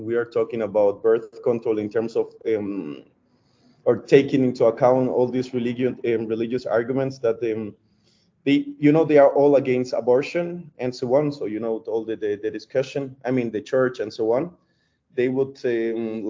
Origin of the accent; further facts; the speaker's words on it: Colombia; moved away as an adult; also born or lived in Dresden, Germany; now in Germany; I was coming from Colombia, a country where like family is the most important thing